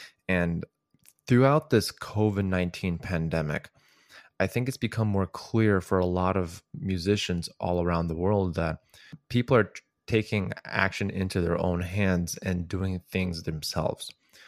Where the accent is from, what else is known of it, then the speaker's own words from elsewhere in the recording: Chicago, Illinois, United States; I am originally from Chicago, Illinois.